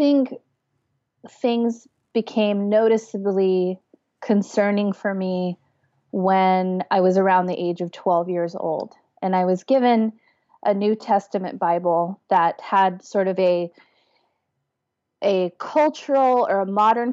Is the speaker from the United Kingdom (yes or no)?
no; Los Angeles, California, United States; I'm from Los Angeles, or LA proper. I was born in Southern California, raised there my whole life